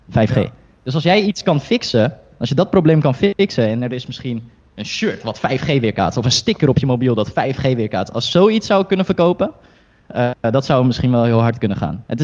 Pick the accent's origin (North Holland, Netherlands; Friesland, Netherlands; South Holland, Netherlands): North Holland, Netherlands; Heerhugowaard